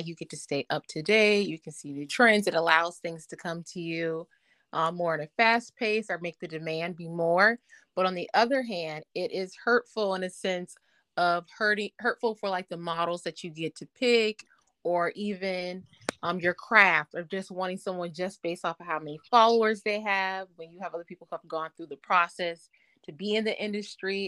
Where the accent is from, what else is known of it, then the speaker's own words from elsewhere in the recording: Atlanta, Georgia, United States; I'm from Atlanta, Georgia